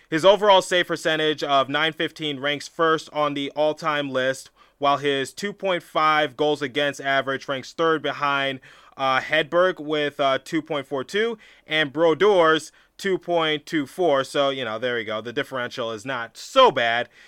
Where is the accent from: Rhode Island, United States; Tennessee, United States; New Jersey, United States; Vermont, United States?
Rhode Island, United States; Providence; born there; also born or lived in Detroit / Philadelphia; I was born in Providence, Rhode Island, so moved there to Detroit, then Detroit to some suburb, uh, some suburb back to Detroit, then Detroit to Philadelphia.